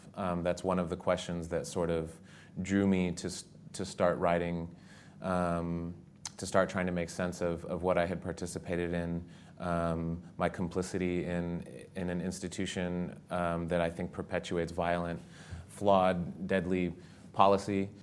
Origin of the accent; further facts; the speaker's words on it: Southwest, United States; moved away as an adult; I grew up in the Southwest